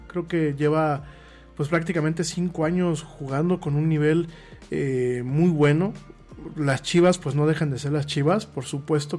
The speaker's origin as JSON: {"language": "Spanish", "country": "Mexico", "said": "aquí en México"}